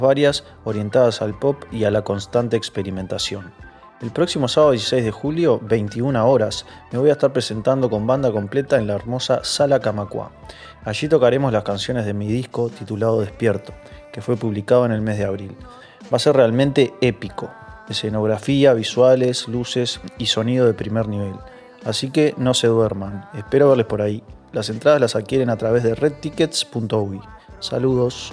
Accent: Montevideo, Uruguay; soy músico montevideano

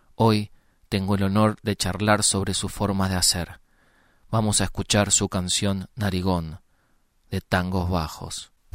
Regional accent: Montevideo, Uruguay; Yo soy de Barrio Sur, escuchaba los tambores. Capaz que es porque vivo ahí.

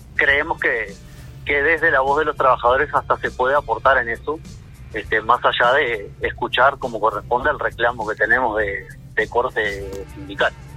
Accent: Uruguay; somos menos uruguayos

